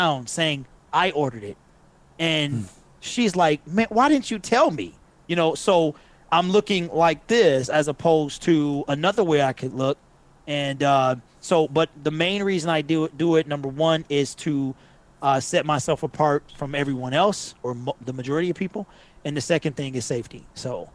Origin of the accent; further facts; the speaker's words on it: Detroit, Michigan, United States; I've always been a West Sider.